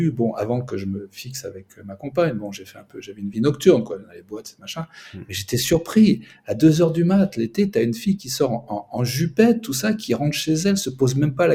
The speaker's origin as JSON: {"language": "French", "region": "southern France", "country": "France", "moved": "yes", "lives_now": "Moscow, Russia", "said": "Moi je suis plutôt du sud"}